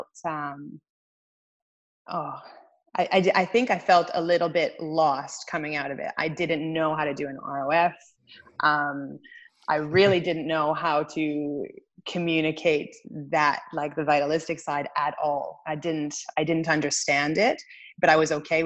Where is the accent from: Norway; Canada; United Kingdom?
Canada; Winnipeg, Manitoba; moved away as an adult; also born or lived in Australia; I grew up in Winnipeg